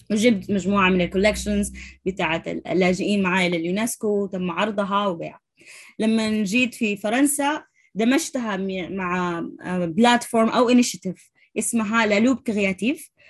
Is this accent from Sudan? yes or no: yes; Sudan; moved away as an adult; أنا أول سودانية في ال، في ال، في الكلاس بتاع ال، القائد الشباب للأمم المتحدة